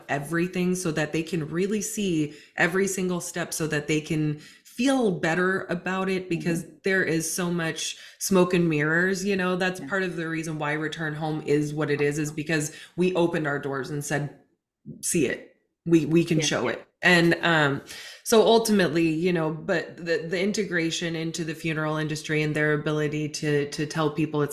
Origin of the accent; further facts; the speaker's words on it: Montana, United States; now in Washington, United States; But I am from Montana. I was born and raised in a really different environment than where I'm at now